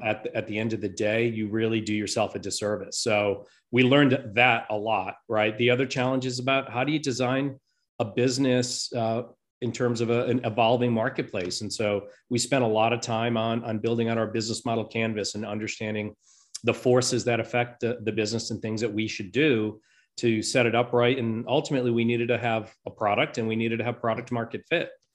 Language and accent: English; Rhode Island, United States; now in Saint Louis, United States; I grew up on the East Coast in Rhode Island in, uh, in that tiny little state.